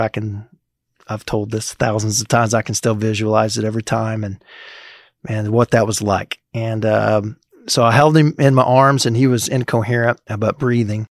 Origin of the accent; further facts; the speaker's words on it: Springfield, Missouri, United States; now in Manhattan, Kansas, United States; I grew up in Springfield, Missouri area